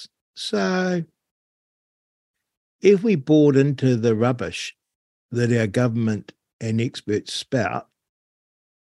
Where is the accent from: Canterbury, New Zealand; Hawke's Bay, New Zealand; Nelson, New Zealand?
Canterbury, New Zealand; North; now in Central Otago, New Zealand; I grew up in North Canterbury